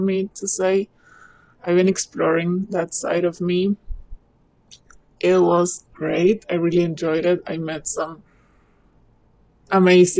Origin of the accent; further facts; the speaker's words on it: Argentina; I'm from Argentina.